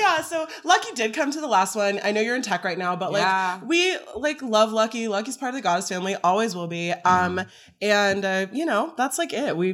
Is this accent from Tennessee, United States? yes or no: no; Texas, United States; We had two Floridians, two Texans, me and Arigato